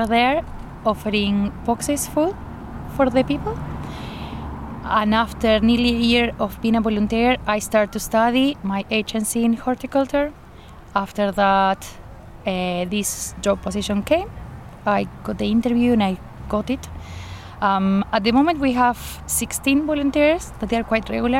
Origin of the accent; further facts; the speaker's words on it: Argentina; moved away as an adult; also born or lived in Buenos Aires; now in Scotland, United Kingdom; I'm from Argentina. I've been living in Scotland for 5 years